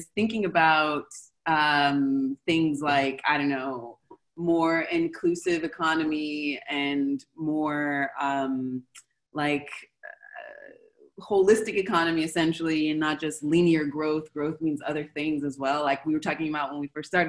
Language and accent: English; United States; moved away as an adult; now in Argentina; my home country, the States